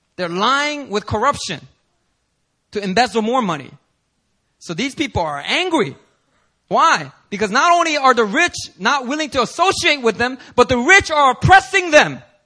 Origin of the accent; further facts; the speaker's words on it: Philadelphia, Pennsylvania, United States; moved away; I'm from Philly